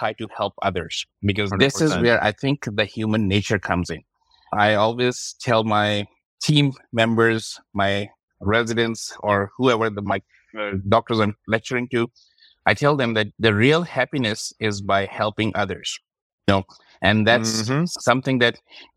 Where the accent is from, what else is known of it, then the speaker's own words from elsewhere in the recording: Pakistan; moved away as an adult; also born or lived in Kansas City, Missouri / St. Louis; now in United States; I'm originally from Pakistan. So came to the United States back in 2002